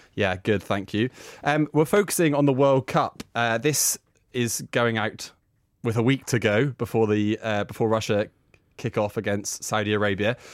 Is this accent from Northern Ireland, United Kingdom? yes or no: yes; Northern Ireland, United Kingdom; growing up in Northern Ireland